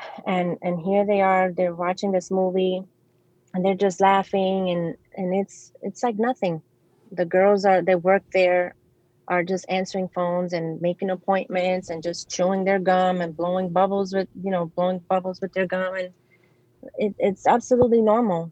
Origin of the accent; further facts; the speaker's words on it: New York City, New York, United States; I grew up in New York City. I was um, I grew up in the Bronx